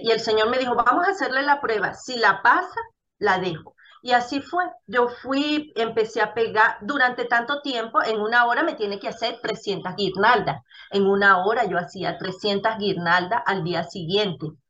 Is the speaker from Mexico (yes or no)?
no; Venezuela; moved away as an adult; now in Ecuador; nosotros como venezolanos en la Venezuela eh, anterior, la de antes